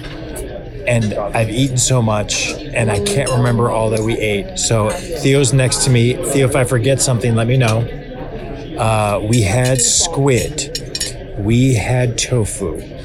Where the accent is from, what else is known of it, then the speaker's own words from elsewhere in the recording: Cleveland, Ohio, United States; moved away as an adult; also born or lived in Chicago; I am from Cleveland, not Chicago, but I spent my formative years after college living in Chicago for about 4 years in my early 20s